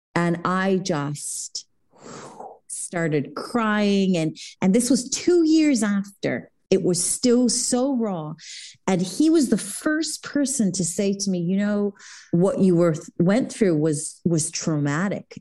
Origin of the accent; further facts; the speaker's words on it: Jerusalem, Jerusalem District, Israel; moved away; I was born in Israel, in Jerusalem